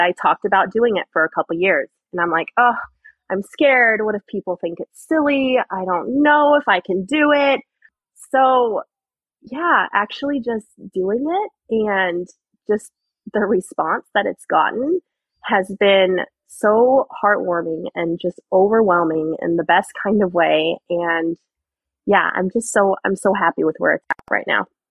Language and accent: English; Arizona, United States; I'm from Arizona. I was born and raised here